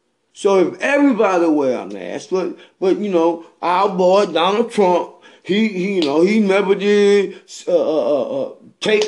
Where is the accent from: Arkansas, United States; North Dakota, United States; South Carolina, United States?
South Carolina, United States; Bennettsville; I'm from Bennettsville, South Carolina. Over there across the lake when I was growing up